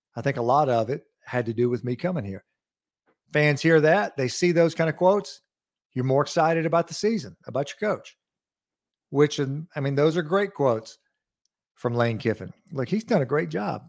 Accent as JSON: {"language": "English", "area": "Lawrence County", "region": "Mississippi", "country": "United States", "tie": "born or raised there", "said": "growing up in Lawrence County"}